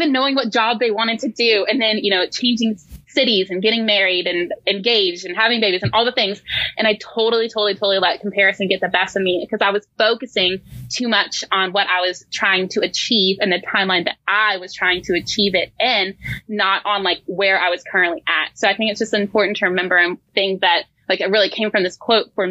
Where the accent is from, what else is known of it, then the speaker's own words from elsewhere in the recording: Cullowhee, North Carolina, United States; I'm actually from Cullowhee. So that is where I'm from. That's where I grew up.